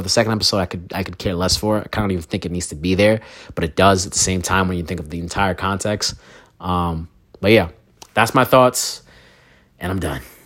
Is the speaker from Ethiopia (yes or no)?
no; Brooklyn, New York, United States; I'm a kid from Brooklyn